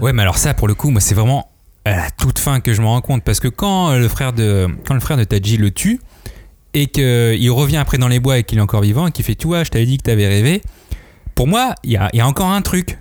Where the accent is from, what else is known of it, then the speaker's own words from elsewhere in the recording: France; je viens de la France, je viens de l'Occident